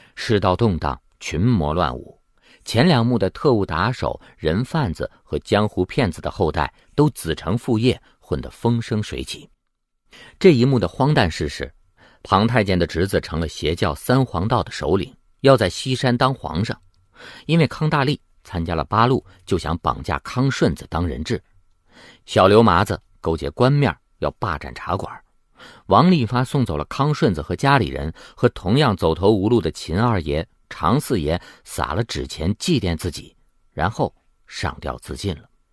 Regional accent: China; 我们中国人感觉不到

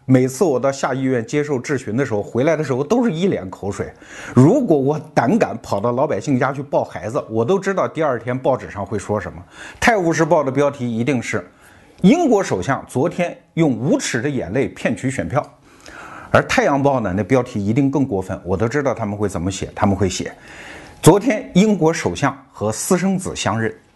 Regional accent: China; 我们中国人

